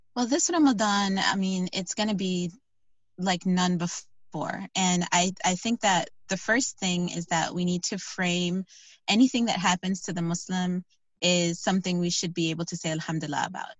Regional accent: Chicago, Illinois, United States; moved away as an adult; now in Virginia, United States; I am originally from Chicago, actually.

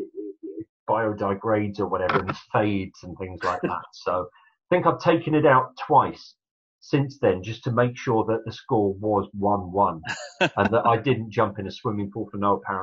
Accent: Sussex, South East England, United Kingdom; moved away as an adult; also born or lived in London / Yorkshire; I moved from Sussex in 1988, went away and went to Polytechnic in London

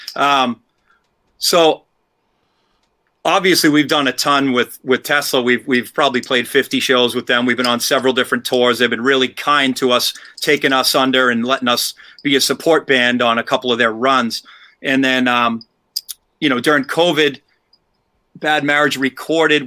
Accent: Milford, Massachusetts, United States; also born or lived in Boston, Massachusetts; We grew up in Milford, Massachusetts

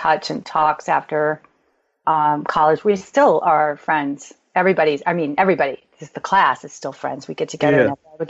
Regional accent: Chicago, Illinois, United States; moved away; also born or lived in Pittsburgh / New York; So I'm from Chicago originally.

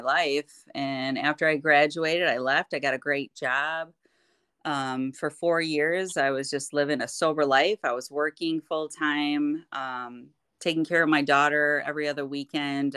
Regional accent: Kentwood, Michigan, United States; I am from Kentwood, Michigan, born and raised

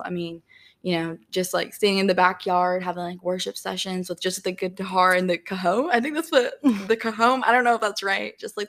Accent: Tampa, Florida, United States; I'm from Tampa, so I flew into PCB

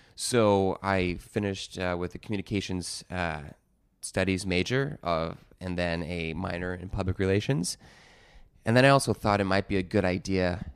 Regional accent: Chicago, Illinois, United States; moved away as an adult; now in New York City, United States; growing up in Chicago in the '90s

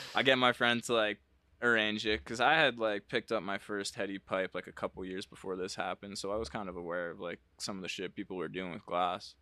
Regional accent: New Jersey, United States; moved away as an adult; also born or lived in Massachusetts; I'm from Jersey

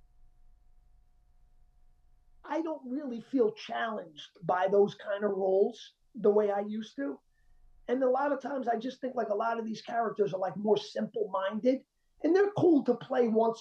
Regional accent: Colombia; I'm Colombian. I'm South American

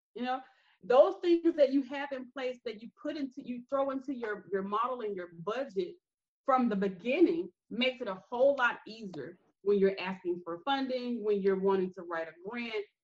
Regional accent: Greenville, Alabama, United States; I'm from Greenville, Alabama

